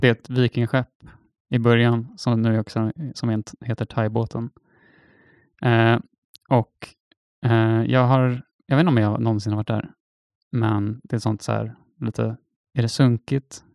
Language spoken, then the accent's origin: Swedish; Stockholm, Stockholm County, Sweden; Som stockholmare